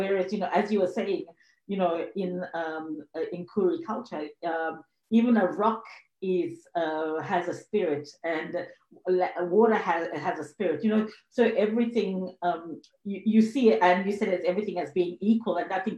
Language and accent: English; Zambia; also born or lived in Sri Lanka / Zimbabwe; now in Australia; I was born in Sri Lanka and I grew up in Africa. I grew up in Zambia and Zimbabwe, and before my family migrated to Australia